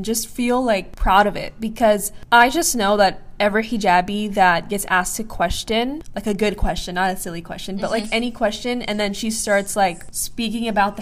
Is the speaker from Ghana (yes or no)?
no; Palestine; now in United States; I'm from Palestine.